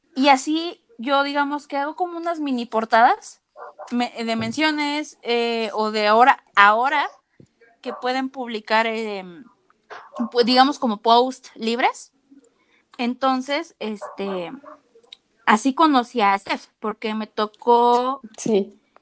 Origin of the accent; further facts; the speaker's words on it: Mexico City, Mexico; yo soy de la Ciudad de México